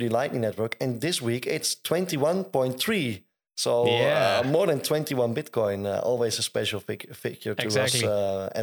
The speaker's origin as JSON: {"language": "English", "country": "Netherlands", "said": "We're from Holland"}